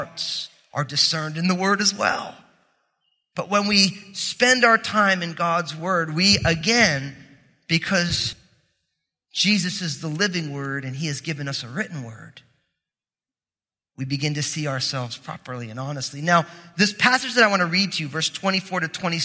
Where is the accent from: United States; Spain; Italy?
United States; New Jersey; I'm from New Jersey